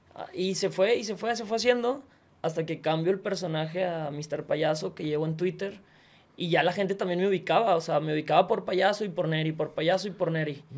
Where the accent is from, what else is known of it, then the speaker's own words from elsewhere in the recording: Monterrey, Nuevo León, Mexico; soy regio